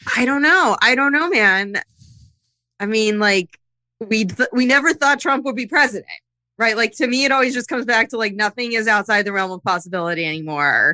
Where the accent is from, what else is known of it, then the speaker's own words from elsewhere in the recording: Pocono Mountains, Pennsylvania, United States; now in California, United States; I am from the Pocono Mountains